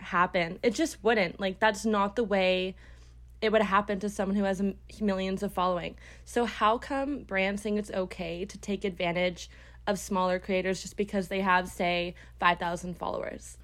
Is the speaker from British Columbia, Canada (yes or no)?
no; Brampton, Ontario, Canada; I am from Brampton, Ontario. It's close to Toronto